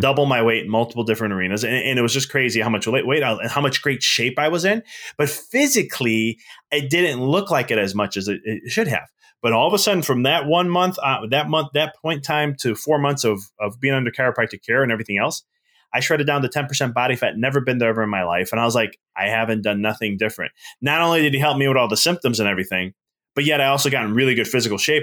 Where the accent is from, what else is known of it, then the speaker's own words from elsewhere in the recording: Chicago, Illinois, United States; moved away as an adult; now in Knoxville, United States; I'm originally from Chicago, so I live in Knoxville now